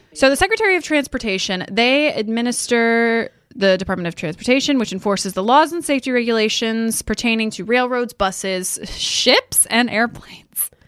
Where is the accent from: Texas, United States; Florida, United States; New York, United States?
Texas, United States; I grew up in Texas